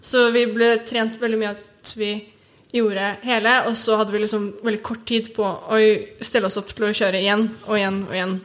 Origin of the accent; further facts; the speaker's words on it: Oslo, Norway; jeg er oppvokst på Sognsvann